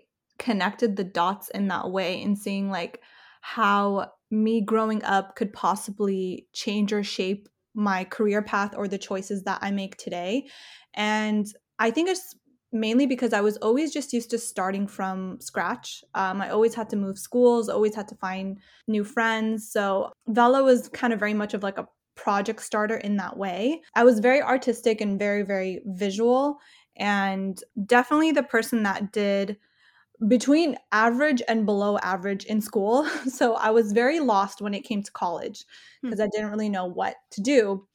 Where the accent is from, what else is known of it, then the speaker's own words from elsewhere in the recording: California, United States; I mean, I kind of grew up all over Southern California. So my family kind of always moved. So I never really stayed in one specific city. So I would go from like Inland Empire. For a while, we lived in LA. For a while, we lived in Orange County.